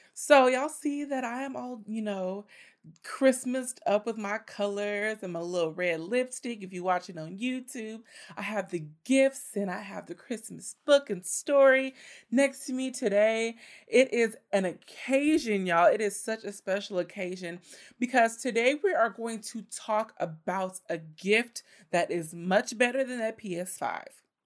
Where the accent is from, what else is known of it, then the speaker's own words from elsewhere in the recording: Richmond, United States; my hometown, the city of Richmond